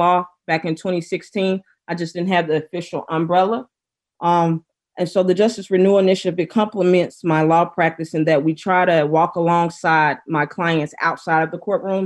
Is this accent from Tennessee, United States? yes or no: yes; Memphis, Tennessee, United States; moved away as an adult; now in Chicago, United States; I'm originally from Memphis, Tennessee, born and raised